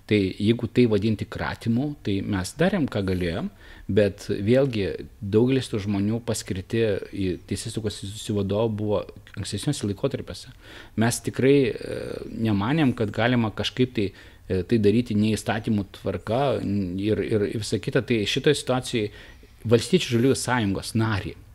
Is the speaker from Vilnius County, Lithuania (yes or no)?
no; Naisiai, Šiauliai County, Lithuania; gimiau Naisių kaime.